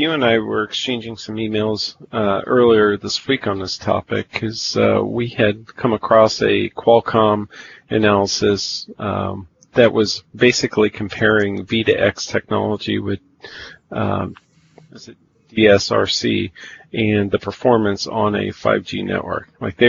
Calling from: Des Moines, Iowa, United States; I'm recording from Studio 1A in Des Moines, Iowa.

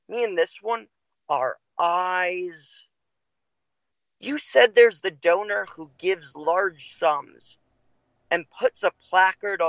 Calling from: Los Angeles, California, United States; I'm calling from Los Angeles, California.

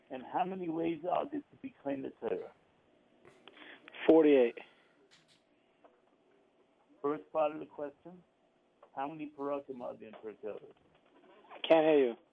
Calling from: Brooklyn, New York, United States; Calling from Brooklyn.

